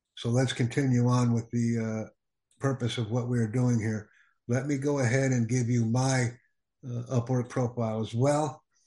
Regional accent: United States; I am from the United States

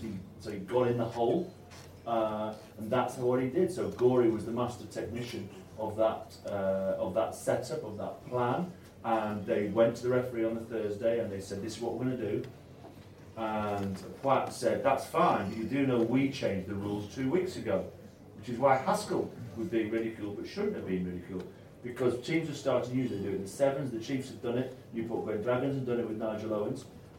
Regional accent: Italy; And it's fascinating to watch from an Italian perspective. I grew up in Italy.

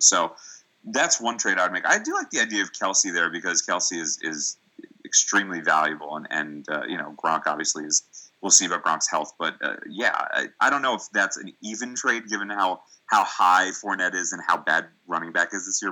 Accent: New York, United States; as a New Yorker

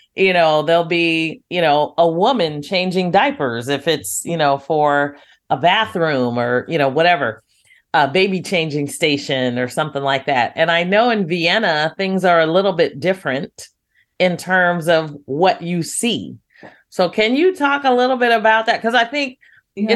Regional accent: United States; as an American

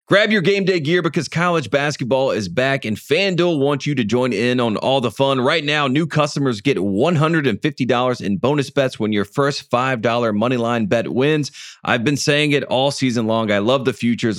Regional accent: the South, United States; I am from the South and I grew up in the South

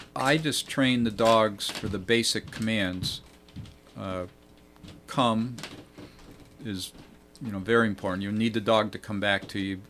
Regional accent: Vermont, United States; now in New York, United States; when we were teenagers growing up in Vermont

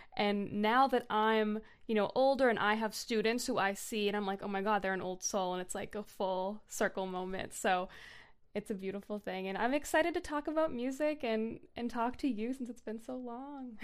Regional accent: North Shore, Massachusetts, United States; I grew up on the North Shore, Massachusetts.

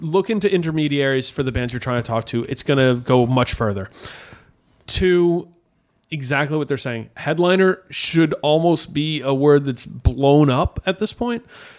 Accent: Montreal, Quebec, Canada; We're two kids from Montreal trying to put on a fest.

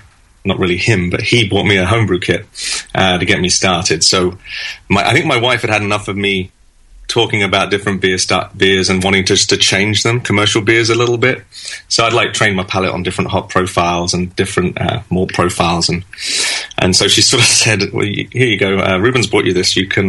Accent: London, United Kingdom; moved away as an adult; now in United States; Yes, I was born in London, in West London, and I lived there in that sort of area until 2004. I moved here in 2004, and originally just to do a 2-year transfer with work, and then move back.

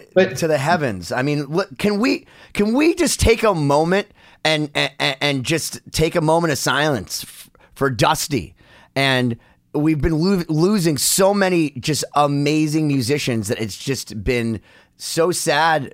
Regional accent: United States; I'm an American

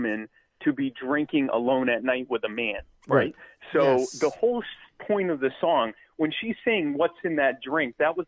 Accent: the South, United States; I'm from the South

